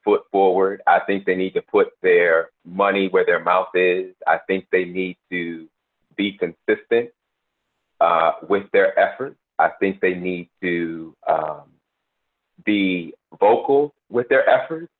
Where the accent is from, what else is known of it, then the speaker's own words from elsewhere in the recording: Buffalo, New York, United States; moved away as an adult; also born or lived in North Carolina / Washington, D.C.; I was born and raised in Buffalo.